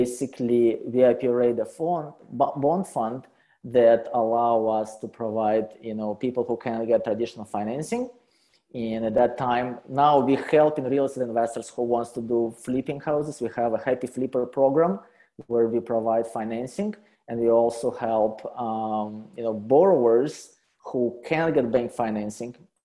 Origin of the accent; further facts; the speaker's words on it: Russia; English is a second language; moved away as an adult; also born or lived in Calgary, Canada; now in Canada; I am original from Russia, you know, poor Russia. And so I came to Canada about 12 years ago